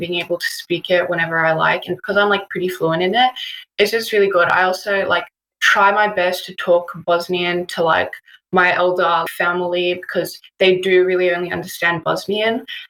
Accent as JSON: {"language": "English", "country": "Australia", "tie": "born or raised there", "said": "I was born here. I was born and raised in Australia."}